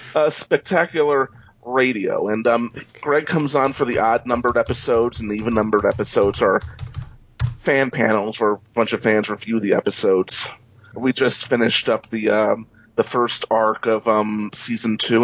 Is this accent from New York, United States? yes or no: yes; New York, United States; moved away as an adult; also born or lived in Los Angeles; I'm originally from New York, and I'm back in New York